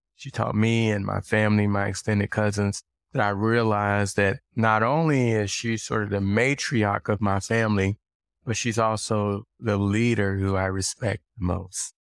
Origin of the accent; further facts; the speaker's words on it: Little Rock, Arkansas, United States; I grew up in Little Rock, Arkansas